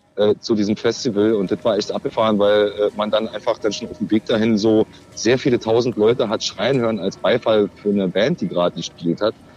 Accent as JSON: {"language": "German", "region": "East Germany", "country": "Germany", "said": "als Ossi"}